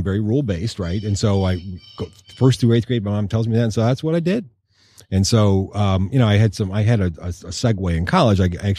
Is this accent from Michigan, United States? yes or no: yes; Westland, Michigan, United States; we grew up in City Westland, really in the shadow of the hood.